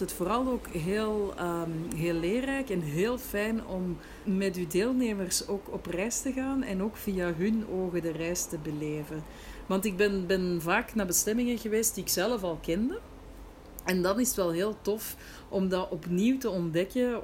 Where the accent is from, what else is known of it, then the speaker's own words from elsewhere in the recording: Antwerp, Flanders, Belgium; moved away as an adult; also born or lived in Brussels; now in Marrakesh, Morocco; ook al ben ik geboren en getogen Antwerpenaar, ik voel me een Brusselaar